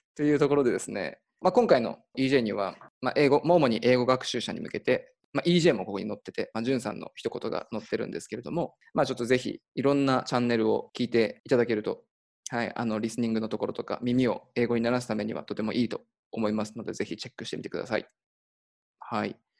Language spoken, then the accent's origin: Japanese; Nagano, Japan; 出身が長野県で、まあ、長野オリンピックあのやった近くで、まあ、育ったんで